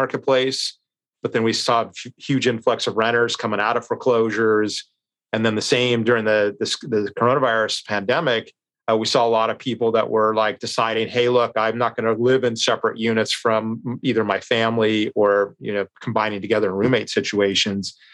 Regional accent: Long Beach, California, United States; my hometown of Long Beach

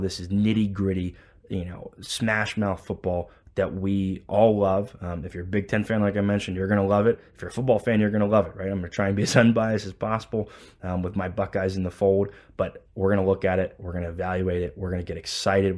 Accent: Columbus, Ohio, United States; I've been born and raised in Columbus, Ohio

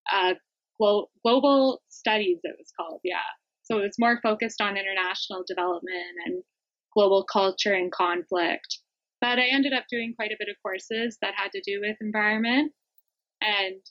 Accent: Ontario, Canada; also born or lived in South Africa; now in British Columbia, Canada; so I'm from Canada

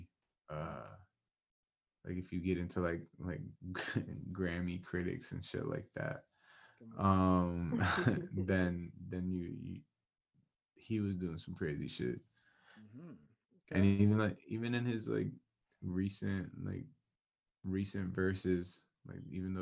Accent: Atlanta, Georgia, United States; I wasn't born here. I moved, or my parents moved me to Atlanta when I was, like, a baby. Like, I wasn't even one yet. So I grew up in Atlanta.

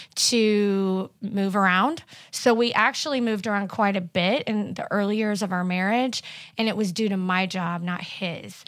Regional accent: Carthage, Missouri, United States; also born or lived in Springfield, Missouri; I was born in Carthage, Missouri, and, uh, went to school there my whole life

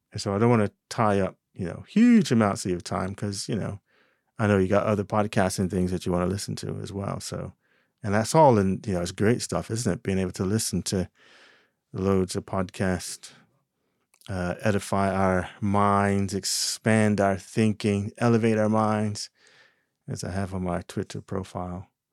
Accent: New Jersey, United States; moved away; In my home state, Jersey

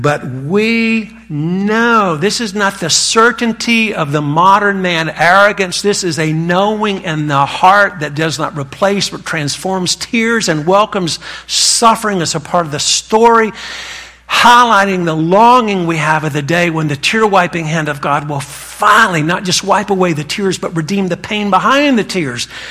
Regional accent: North Carolina, United States; accent: Southern; I was raised in North Carolina. That's where this accent comes from

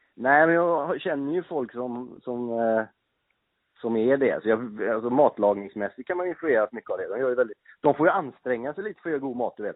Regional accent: Gothenburg, Västra Götaland, Sweden; moved away as an adult; also born or lived in Norrköping; now in Stockholm, Sweden; jag är ju uppväxt i Göteborg, bodde i Göteborg mina första 30 år

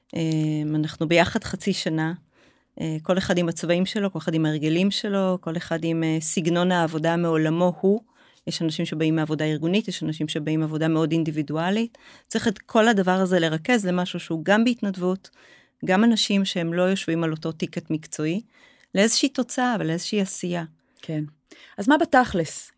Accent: Haifa, Haifa District, Israel; now in Zikhron Ya'akov, Israel; אני חיפאית במקור

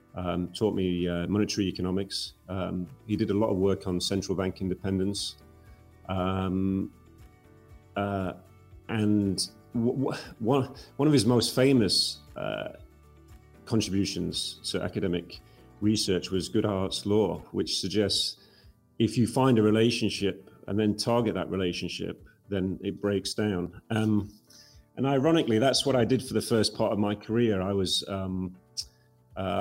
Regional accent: Yorkshire and the Humber, United Kingdom; moved away as an adult; Where I was born in Yorkshire, we were surrounded by mining villages

